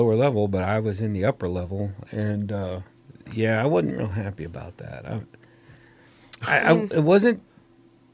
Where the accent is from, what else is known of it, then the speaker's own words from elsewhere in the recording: Huntington, Indiana, United States; also born or lived in California; I grew up here in Indiana